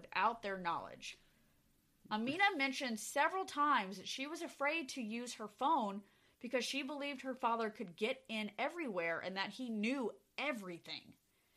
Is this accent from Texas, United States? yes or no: yes; Lewisville, Texas, United States; we're from Lewisville. We lived in Lewisville when we were growing up